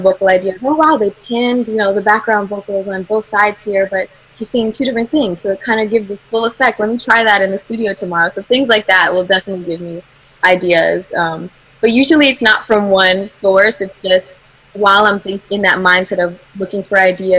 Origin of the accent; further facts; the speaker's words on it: United States; I've grown up in America